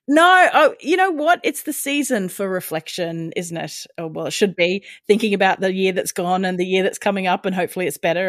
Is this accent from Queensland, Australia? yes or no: yes; Brisbane, Queensland, Australia; here in Brisbane, my hometown